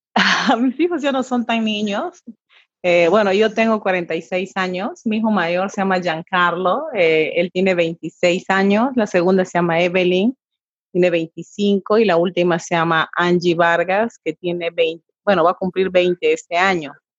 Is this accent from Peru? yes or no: yes; Pucallpa, Ucayali, Peru; Yo soy de Pucallpa, nací aquí en Pucallpa.